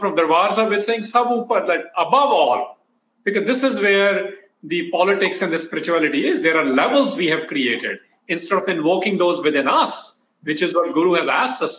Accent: Kansas City, United States; growing up in Kansas City

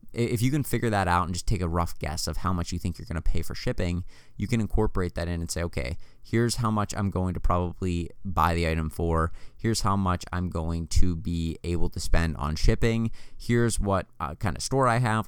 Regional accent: United States; born and raised in the United, United States of America

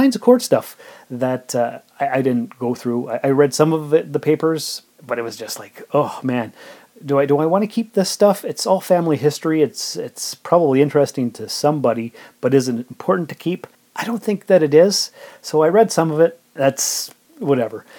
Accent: Sault Ste. Marie, Ontario, Canada; moved away as an adult; now in Timmins, Canada; I was born and raised in Sault Ste. Marie, and I came to Timmins about 17 and a half years ago

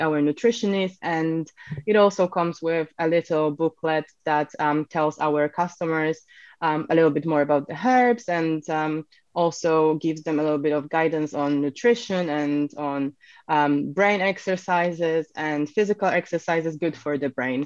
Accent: Poland; moved away as an adult; also born or lived in Edinburgh / Bristol; now in United Kingdom; I'm actually originally from Poland. So I came to the UK nearly 7 years ago now.

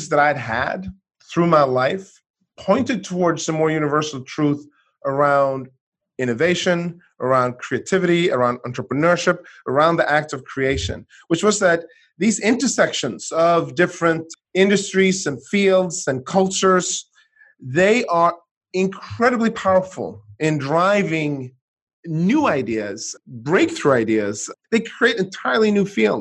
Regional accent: Sweden; moved away as an adult; also born or lived in United States; I grew up in Sweden

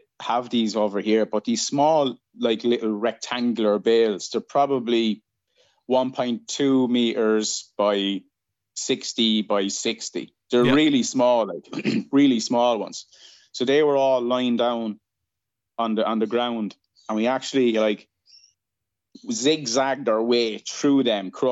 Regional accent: Kilkenny, Leinster, Ireland; moved away as an adult; now in Perth, Australia; I'm Irish. I'm from Ireland. I'm from a place called Kilkenny in the southeast of the country

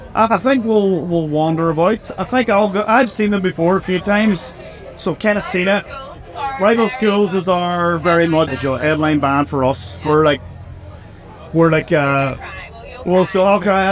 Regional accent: Northern Ireland, United Kingdom; we're from Northern Ireland, and Northern Ireland is a very difficult place to grow up

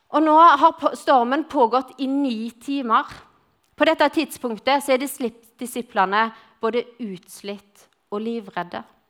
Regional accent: Western Norway, Norway; accent: Western Norwegian (vestlending); moved away as an adult; now in Grimstad, Norway; så er jeg vestlending, og jeg kom til Grimstad for å studere. Og siden har jeg blitt.

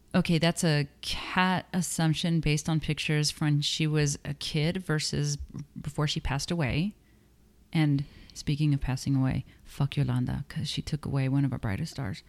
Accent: Texas, United States; I'm from Texas

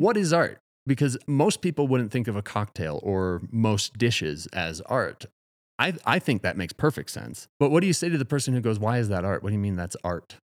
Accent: Madison, Wisconsin, United States; moved away as an adult; now in Colorado, United States; since moving to Colorado, I'm from Wisconsin

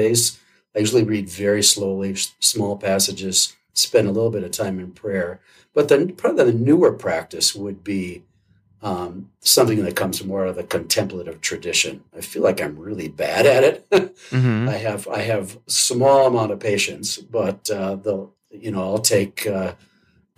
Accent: Wisconsin, United States; moved away; I grew up in Wisconsin, so being outside in cold weather is no big deal

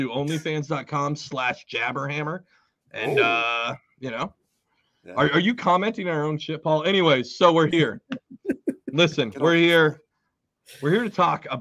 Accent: Washington, United States; born or raised there; moved away as an adult; now in New Jersey, United States

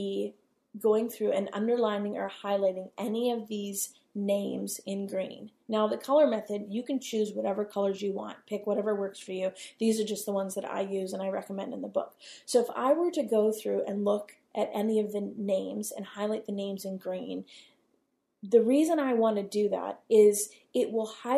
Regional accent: United States; as the American, public that we are

